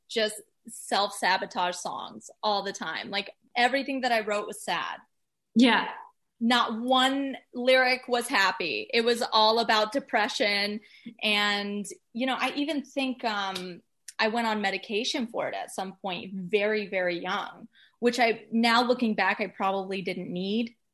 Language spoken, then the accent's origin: English; Atlanta, Georgia, United States; also born or lived in Florida / New York; now in Los Angeles, United States; I'm kind of Atlanta, Georgia.